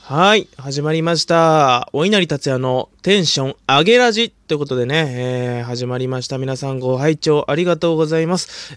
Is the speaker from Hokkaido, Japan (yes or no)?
yes; Hokkaido, Japan; 僕北海道出身なんですけど